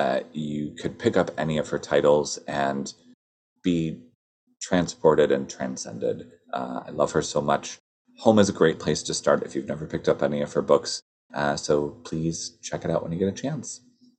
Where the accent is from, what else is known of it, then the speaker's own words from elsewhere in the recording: Michigan, United States; I also remember growing up in Michigan